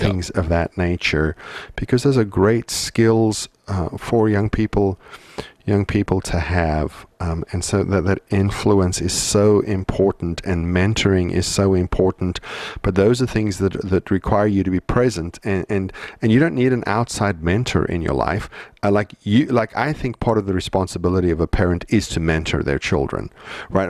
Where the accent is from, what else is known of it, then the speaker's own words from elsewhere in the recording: South Africa; moved away; growing up in South Africa